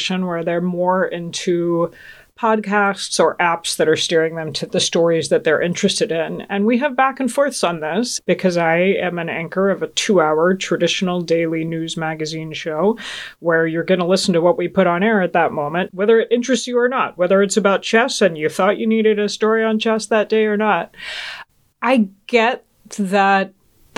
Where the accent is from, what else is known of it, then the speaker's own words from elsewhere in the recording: Georgia, United States; also born or lived in Augsburg, Germany; the 70s and 80s growing up in Georgia